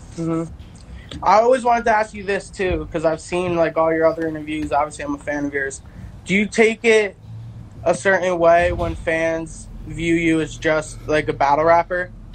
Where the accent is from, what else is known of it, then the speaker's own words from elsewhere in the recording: New Jersey, United States; We're both from New Jersey